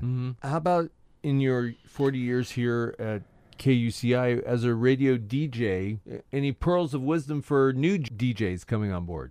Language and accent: English; Orange, California, United States; I grew up in Orange